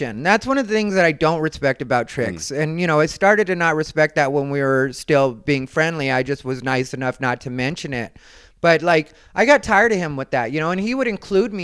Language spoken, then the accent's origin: English; Arizona, United States; I'm from Arizona